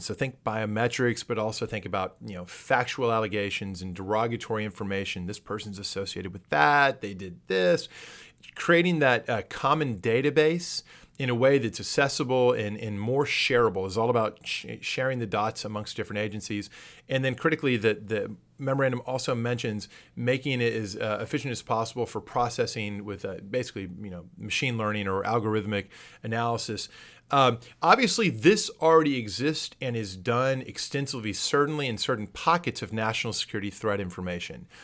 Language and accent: English; San Antonio, Texas, United States; Growing up in San Antonio